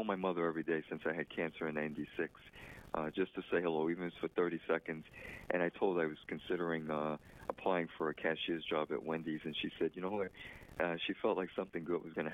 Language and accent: English; New York City, New York, United States; I was born in the Bronx